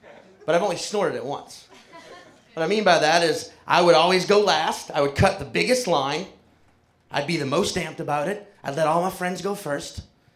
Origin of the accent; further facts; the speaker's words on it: New Orleans, Louisiana, United States; I was born and raised in New Orleans, Louisiana.